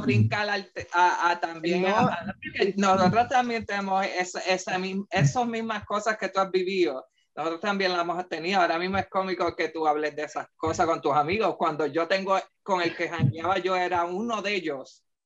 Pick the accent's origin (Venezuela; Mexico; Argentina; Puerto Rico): Puerto Rico; nos describe como puertorriqueños